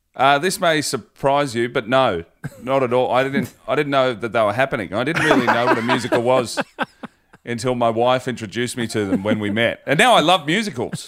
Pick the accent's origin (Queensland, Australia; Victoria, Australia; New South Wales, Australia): Victoria, Australia; Hoppers Crossing; I'm from Hoppers Crossing